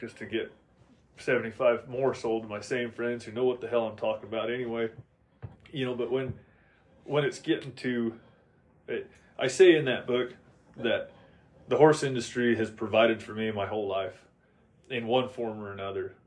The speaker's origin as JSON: {"language": "English", "region": "Oregon", "country": "United States", "said": "I'm originally from Oregon"}